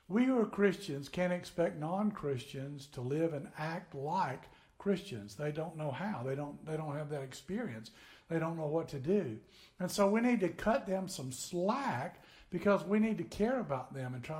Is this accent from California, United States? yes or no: no; northern Tennessee, United States; moved away as an adult; now in Florida, United States; I grew up in Tennessee, way up north in Tennessee